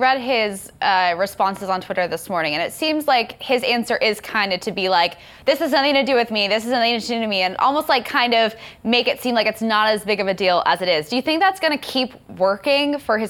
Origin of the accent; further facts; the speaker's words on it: Duncan Hunter's congressional district, California, United States; moved away; my hometown congressman, Duncan Hunter